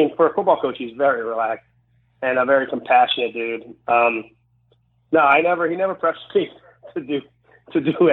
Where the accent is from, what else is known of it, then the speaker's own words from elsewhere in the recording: Baltimore, Maryland, United States; moved away as an adult; also born or lived in Los Angeles, California; when I was 23, I moved away from Baltimore, and I went to Los Angeles and lived there.